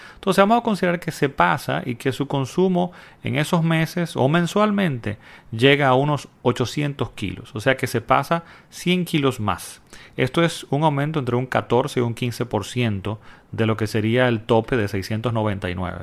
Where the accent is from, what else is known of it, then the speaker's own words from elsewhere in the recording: Dominican Republic; en mi país, República Dominicana